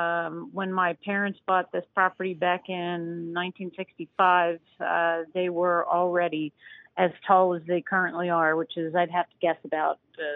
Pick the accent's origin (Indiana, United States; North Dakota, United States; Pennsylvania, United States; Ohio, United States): Pennsylvania, United States; Harleysville; Harleysville, yep. I'm from Harleysville.